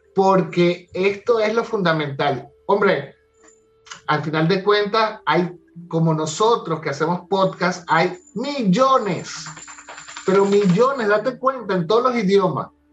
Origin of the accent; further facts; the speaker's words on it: Caracas, Capital District, Venezuela; yo soy de Caracas